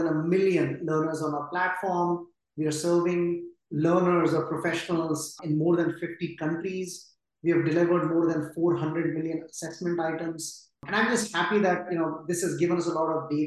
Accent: India; moved away as an adult; also born or lived in New York; I grew up in India in a middle-class family that valued education over anything.

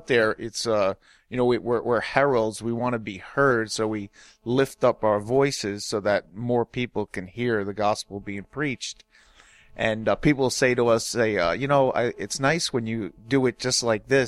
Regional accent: Long Island, New York, United States; I'm from Long Island, New York

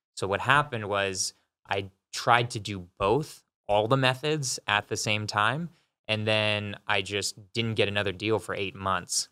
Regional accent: California, United States; moved away as an adult; also born or lived in San Francisco; now in Denver, United States; So I'm from California. I moved to Denver a year ago

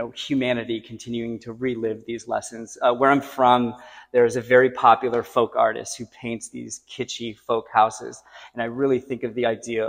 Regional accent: Rutland, Vermont, United States; born or raised there

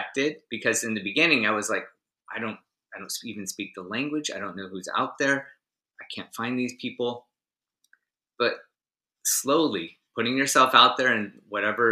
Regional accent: United States; as an American who doesn't speak French

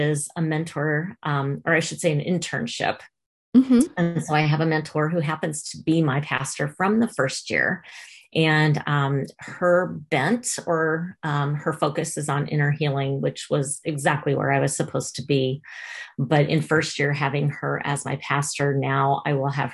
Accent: Omaha, Nebraska, United States; moved away as an adult; now in Redding, United States; I was born and raised in Omaha, Nebraska, so I am a Midwest girl at heart, but right now I am in Redding, California

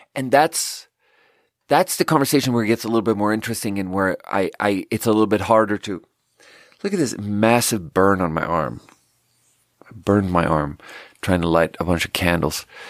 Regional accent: Sweden; moved away; I happen to be born in Sweden

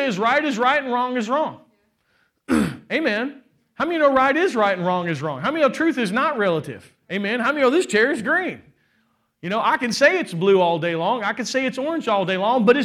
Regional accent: Kentucky, United States; I'm from Kentucky

